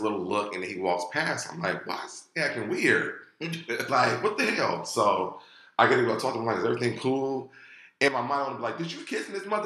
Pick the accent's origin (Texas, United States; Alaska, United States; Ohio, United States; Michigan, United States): Ohio, United States; moved away; We're both from Ohio